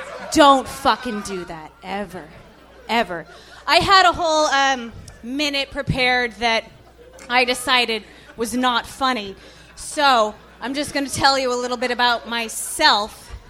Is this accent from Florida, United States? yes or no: no; Portland, Oregon, United States; I was born and raised in Portland, Oregon.